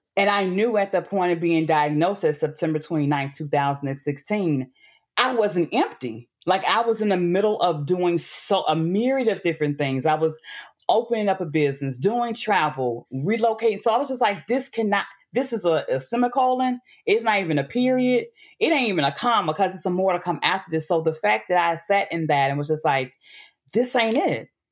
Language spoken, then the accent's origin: English; Memphis, Tennessee, United States; moved away; also born or lived in Atlanta / Brooklyn; born and raised in Memphis